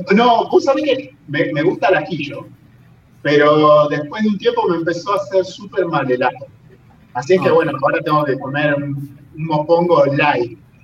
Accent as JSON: {"language": "Spanish", "town": "Las Rosas", "region": "Santa Fe", "country": "Argentina", "tie": "born or raised there", "moved": "as an adult", "lives_now": "Puerto Rico", "said": "la ciudad donde yo nací, que es Las Rosas, en la provincia de Santa Fe, en Argentina"}